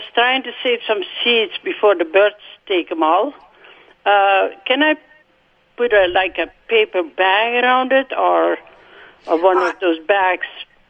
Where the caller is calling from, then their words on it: Rapid City, Manitoba, Canada; I'm calling from Rapid City.